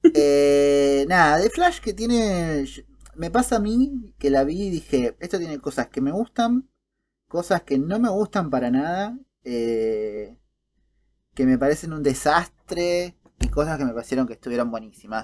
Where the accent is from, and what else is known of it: Argentina